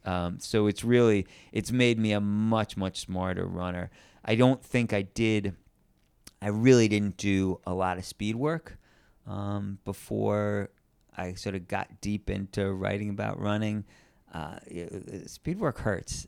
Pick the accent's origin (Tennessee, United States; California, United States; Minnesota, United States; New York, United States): New York, United States; I grew up in New York